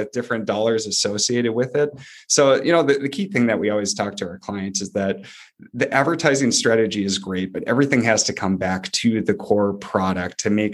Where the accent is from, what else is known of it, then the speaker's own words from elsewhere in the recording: Duluth, Minnesota, United States; moved away as an adult; also born or lived in Wichita, Kansas; We grew up in Duluth, Minnesota, Northern Minnesota